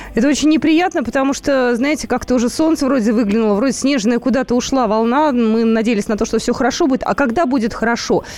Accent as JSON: {"language": "Russian", "region": "Moscow", "country": "Russia", "said": "мы москвичи"}